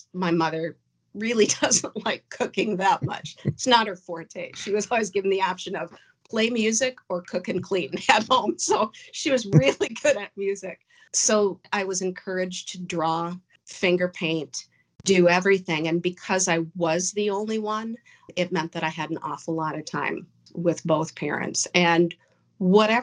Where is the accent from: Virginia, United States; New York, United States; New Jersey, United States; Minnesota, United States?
Minnesota, United States; Crystal; I grew up in Crystal, Minnesota, which is a northwestern suburb of Minneapolis